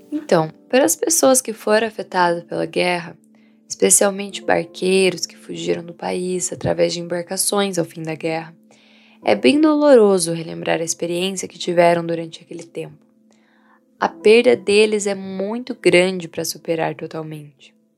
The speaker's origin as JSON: {"language": "Portuguese", "country": "Vietnam", "tie": "born or raised there", "moved": "yes", "said": "Minha cidade natal é no interior, onde a vida é calma e a igreja é o centro da comunidade"}